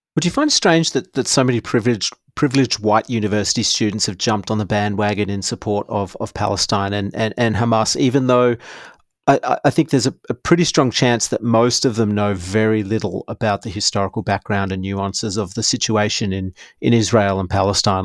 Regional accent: Perth, Western Australia, Australia; We grew up in Perth

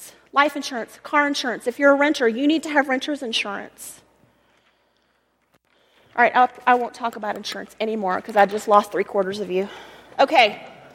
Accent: Texas, United States; also born or lived in Colorado; now in Colorado Springs, United States; I'm from Texas

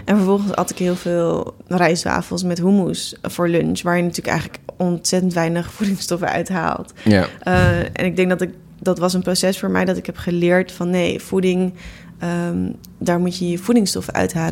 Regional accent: Netherlands; ik ben geboren in Nederland en niet in India

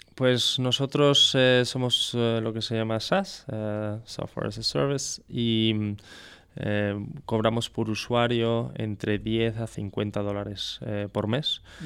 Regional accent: France; now in Spain; siendo francés

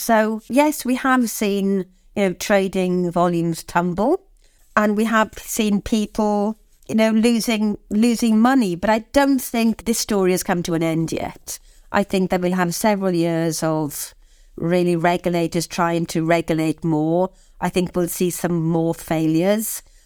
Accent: Swansea, Wales, United Kingdom; moved away; I'm from Swansea

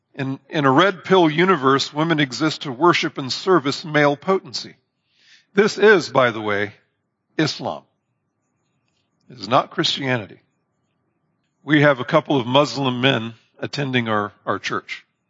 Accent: Indiana, United States; I'm from Indiana

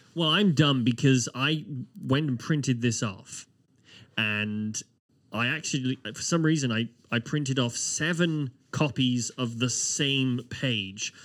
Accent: United Kingdom; now in Halifax, Canada; As a Brit

